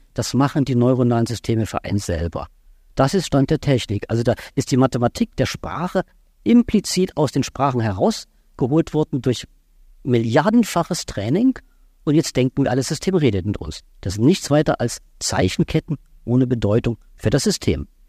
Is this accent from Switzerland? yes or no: no; Baden-Württemberg, Germany; ich komme aus Baden-Württemberg